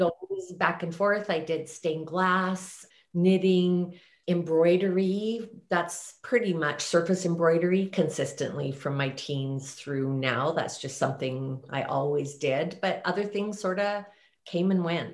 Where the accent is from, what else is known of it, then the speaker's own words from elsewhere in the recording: Banff, Alberta, Canada; I was raised in Banff, Alberta